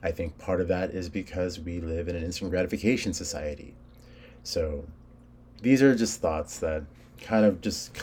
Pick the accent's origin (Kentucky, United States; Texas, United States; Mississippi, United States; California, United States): California, United States; I was born in California. My family's Hispanic